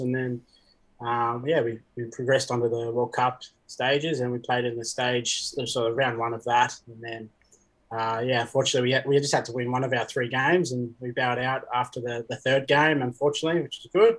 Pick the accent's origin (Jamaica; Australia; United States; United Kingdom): Australia; Central Coast, New South Wales; born or raised there; also born or lived in Papua New Guinea / New Zealand